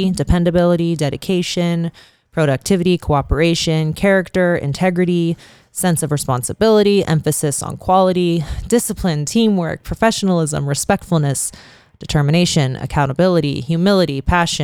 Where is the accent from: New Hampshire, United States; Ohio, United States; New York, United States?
Ohio, United States; Youngstown; now in Las Vegas, United States; my hometown of Youngstown